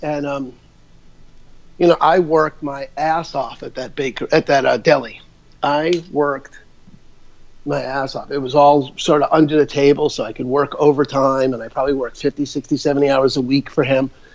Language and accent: English; New York, United States; moved away as an adult; also born or lived in Albuquerque, New Mexico / Phoenix / Seattle; I'm originally from New York, so my life's story is I'm a, you know, grew up in New York